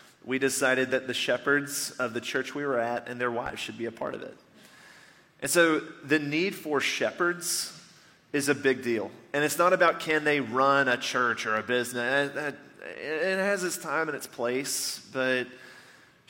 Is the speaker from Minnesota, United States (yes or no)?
no; Nashville, Tennessee, United States; moved away; I grew up just outside of Nashville, Tennessee